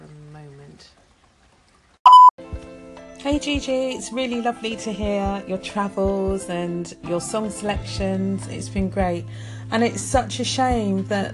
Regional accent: United Kingdom; we're British

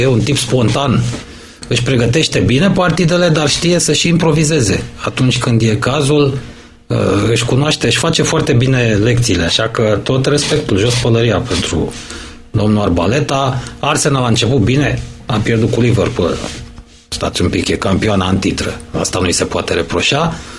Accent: Romania; suntem români

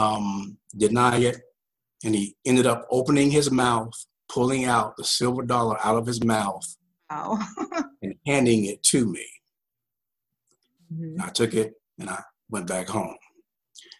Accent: Greensboro, North Carolina, United States; I grew up here in Greensboro, North Carolina, in Guilford County

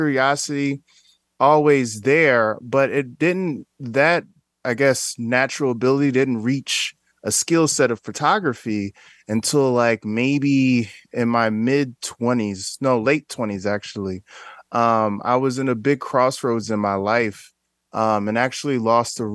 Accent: Newark, New Jersey, United States; I'm originally from Newark, New Jersey

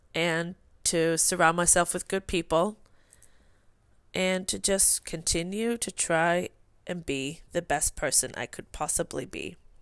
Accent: Sweden; English is a second language; moved away; I am from Sweden

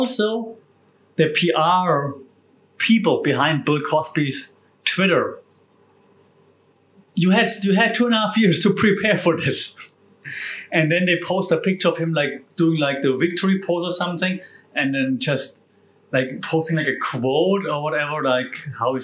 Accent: Germany; moved away; my home country of Germany

